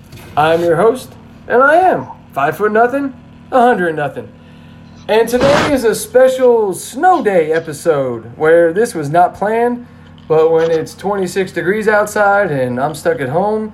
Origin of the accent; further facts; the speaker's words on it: New Jersey, United States; also born or lived in Red Bank, New Jersey; now in Corpus Christi, United States; I grew up in New Jersey